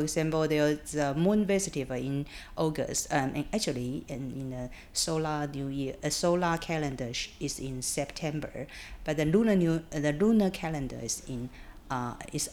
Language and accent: English; Taiwan; also born or lived in United Kingdom; When I was in UK, I say I'm from Taiwan